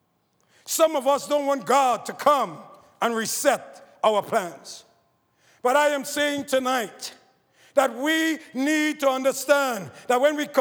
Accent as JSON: {"language": "English", "country": "Trinidad & Tobago", "tie": "born or raised there", "said": "growing up in Trinidad, in a poor family"}